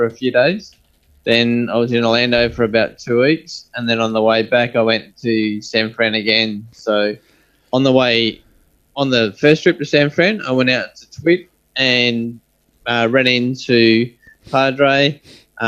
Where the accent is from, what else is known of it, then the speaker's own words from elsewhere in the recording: Australia; also born or lived in Perth; we're all Australian